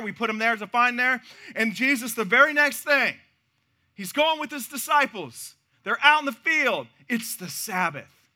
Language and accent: English; Missouri, United States; now in Texas, United States; my home state of Missouri